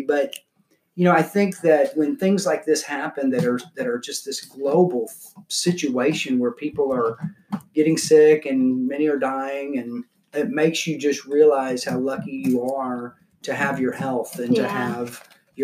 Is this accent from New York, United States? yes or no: no; La Marque, Texas, United States; growing up in Galveston County in Lamarck, Texas